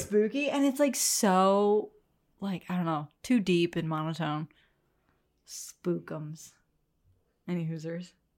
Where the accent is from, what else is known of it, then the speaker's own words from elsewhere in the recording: Appalachia, United States; We are Appalachian